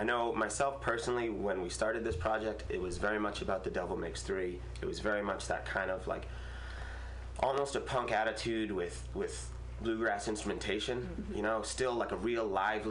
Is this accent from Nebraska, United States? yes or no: no; Massachusetts, United States; now in California, United States; I'm from Massachusetts.